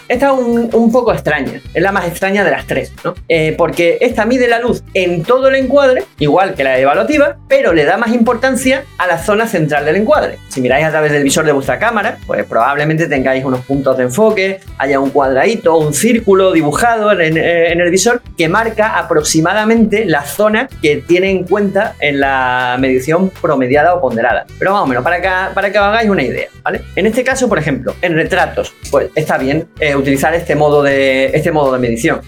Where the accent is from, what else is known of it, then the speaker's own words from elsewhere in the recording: Ceuta, Spain; información de mi tierra, que es RTVC, Radio Televisión Ceuta